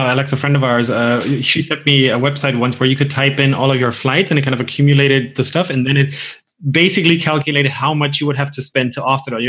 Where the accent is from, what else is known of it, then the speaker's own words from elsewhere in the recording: Bavaria, Germany; because we're both from Bavaria